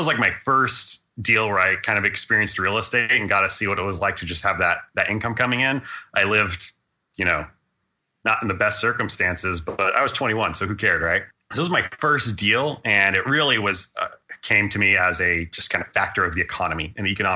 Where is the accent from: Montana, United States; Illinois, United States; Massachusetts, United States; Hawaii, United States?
Hawaii, United States; moved away as an adult; I was growing up in Hawaii, and I was living there from about 2000 to about 2006